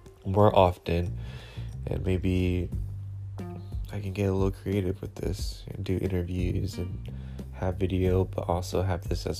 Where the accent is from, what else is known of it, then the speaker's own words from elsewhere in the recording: San Diego, California, United States; I was born and raised in San Diego, California